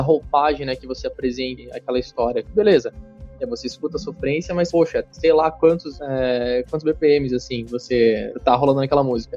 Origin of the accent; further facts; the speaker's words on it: Santa Catarina, Brazil; moved away as an adult; also born or lived in Dublin; now in São Paulo, Brazil; Eu, assim como o Denis, sou, sou catarinense